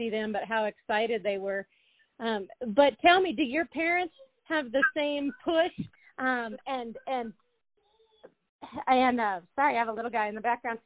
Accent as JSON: {"language": "English", "region": "Colorado", "country": "United States", "said": "I'm from Colorado"}